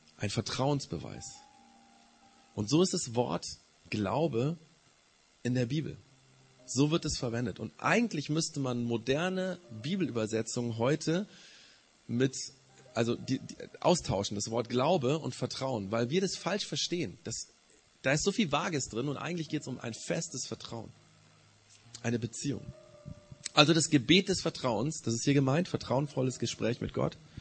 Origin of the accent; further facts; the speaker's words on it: Germany; Wir als Deutsche, die Nachbarn von Frankreich